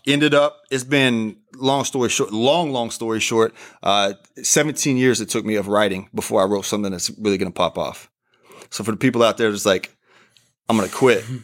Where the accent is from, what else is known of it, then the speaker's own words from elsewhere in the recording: Oklahoma, United States; moved away as an adult; also born or lived in Portugal / Arizona; I'm from Oklahoma